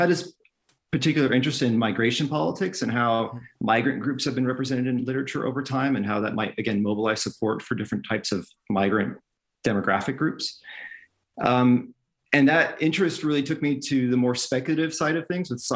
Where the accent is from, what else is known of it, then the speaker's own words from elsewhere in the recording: California, United States; moved away; I'm from California originally, in the States